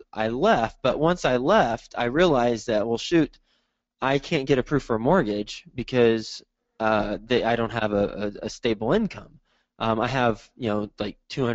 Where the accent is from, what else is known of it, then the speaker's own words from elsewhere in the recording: Texas, United States; moved away as an adult; also born or lived in New York City; now in Cincinnati, United States; I am from Texas, and after I graduated from college, I graduated in 2005 from Texas Tech. I moved to New York City and spent a decade there.